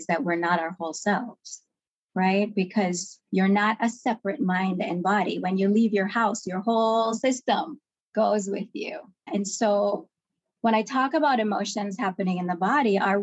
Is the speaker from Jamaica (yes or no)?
yes; Kingston, Jamaica; as a child growing up in Kingston, Jamaica